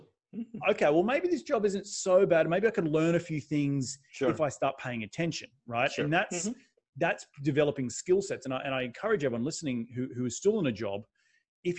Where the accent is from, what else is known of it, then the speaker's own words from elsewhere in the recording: Australia; moved away as an adult; also born or lived in New York City, United States; now in United States; I've come from a country in Australia where it had just coincidentally the biggest meetup, which only had 50 people, was in my hometown